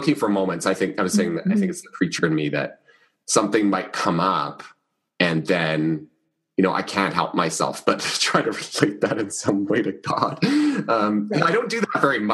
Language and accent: English; Canada; We're both Canadian